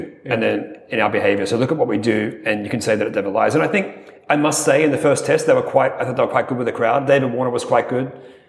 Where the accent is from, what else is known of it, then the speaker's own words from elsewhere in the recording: Australia; as an Australian